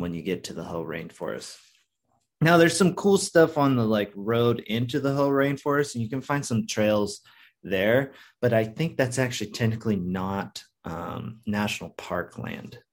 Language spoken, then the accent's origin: English; West Coast, United States; i grew up on the West Coast on the beach area